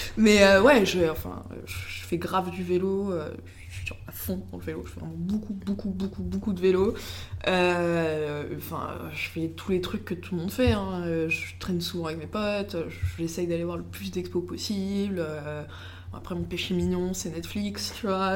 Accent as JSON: {"language": "French", "country": "United States", "said": "je suis américaine"}